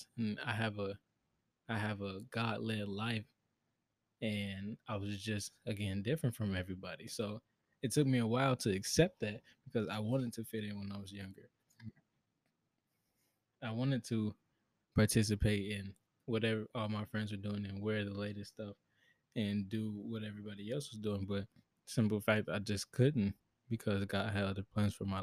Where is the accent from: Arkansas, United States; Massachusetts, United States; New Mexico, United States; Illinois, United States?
Illinois, United States; Chicago; born and raised in Chicago, Illinois, 20 years old.